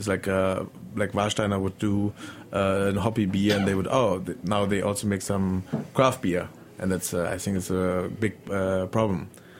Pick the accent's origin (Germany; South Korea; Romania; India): Germany; English is a second language; Growing up in Germany, it's like a lot of things are rather plain and tend to go in a boring way